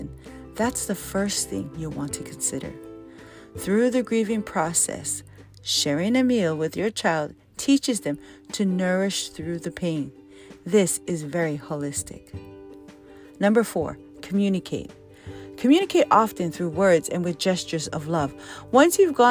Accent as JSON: {"language": "English", "region": "Hawaii", "country": "United States", "said": "being very Hawaiian"}